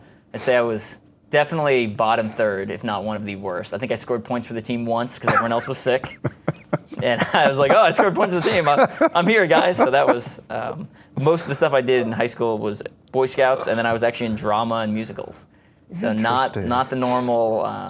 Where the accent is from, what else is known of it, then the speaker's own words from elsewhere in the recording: Garden City South, New York, United States; Yeah, so I grew up in Garden City South, Long Island, New York. Suburbs, pretty normal, you know, basic childhood.